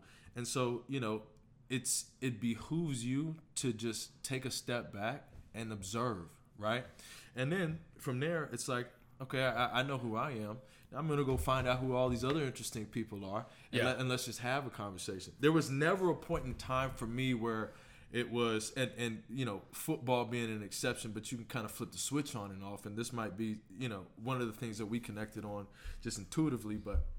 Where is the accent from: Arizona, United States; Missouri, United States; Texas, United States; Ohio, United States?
Texas, United States; Houston; Born and raised in Houston, Texas.